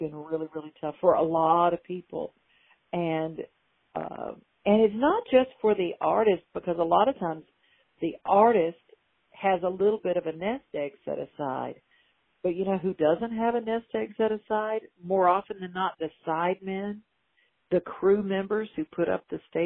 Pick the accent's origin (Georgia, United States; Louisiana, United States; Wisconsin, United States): Louisiana, United States; also born or lived in New York; now in Nashville, United States; I moved from Louisiana, where I'm from, went to New York, and then moved to Nashville.